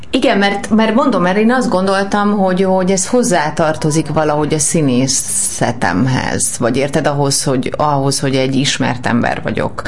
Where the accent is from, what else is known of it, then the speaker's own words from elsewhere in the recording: Budapest, Hungary; én a rózsadomra születtem, és hogy gyerekként is volt ebből egy problémám, hogy, hogy azért azt gondolták az általános iskába